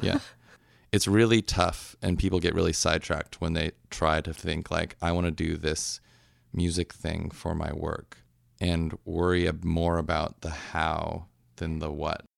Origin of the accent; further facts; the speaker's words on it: Orange County, California, United States; also born or lived in Seattle; now in Oakland, United States; I grew up in Orange County until I was early 20s, and then I moved to Seattle for a while